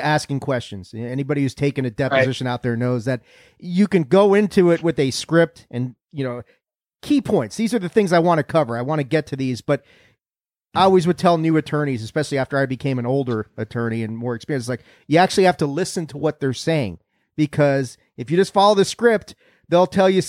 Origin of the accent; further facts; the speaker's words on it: East Coast, United States; moved away as an adult; now in West Coast, United States; I had allergies and asthma real bad all my life growing up on the East Coast